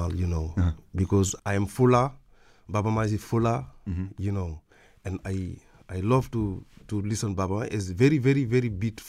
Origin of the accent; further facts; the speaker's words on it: Dakar, Senegal; English is a second language; Me, I born in Dakar. I grew up in Dakar.